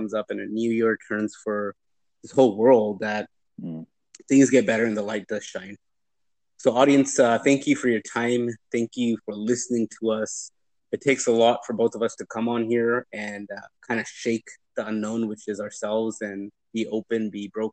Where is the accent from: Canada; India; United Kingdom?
Canada; now in United States; I'm Canadian. And I was born in Canada